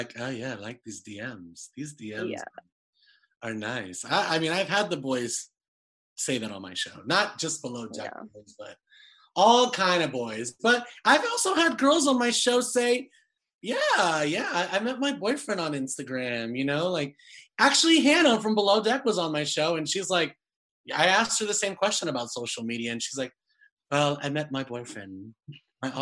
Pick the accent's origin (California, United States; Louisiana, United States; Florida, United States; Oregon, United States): California, United States; I'm from California